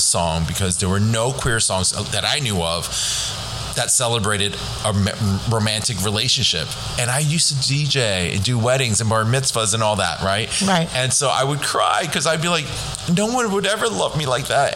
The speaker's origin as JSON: {"language": "English", "town": "Eastchester", "region": "New York", "country": "United States", "tie": "born or raised there", "also_born_or_lived": "Hong Kong", "said": "I grew up in Eastchester. Actually, I was born in Hong Kong. Came here when I was two"}